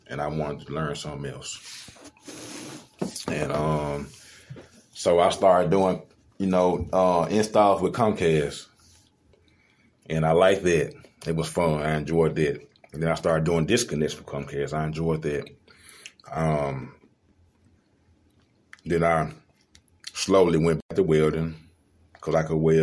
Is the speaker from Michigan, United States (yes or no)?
no; Little Rock, Arkansas, United States; I'm from Little Rock, went to Mills High School.